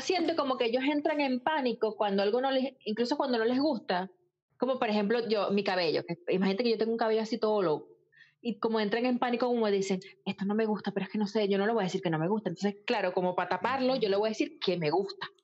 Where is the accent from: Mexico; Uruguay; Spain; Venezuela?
Venezuela; now in Ireland; como venezolano, le gusta pertenecer